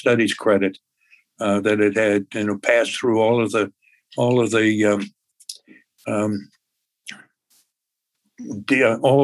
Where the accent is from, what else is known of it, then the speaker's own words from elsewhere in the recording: Appleton, Wisconsin, United States; I grew up in Appleton, Wisconsin